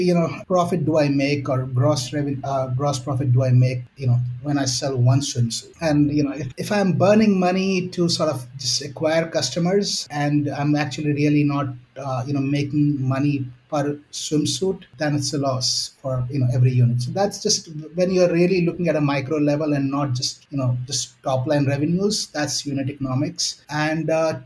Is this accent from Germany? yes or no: no; India; moved away as an adult; also born or lived in Chicago, United States; being an Indian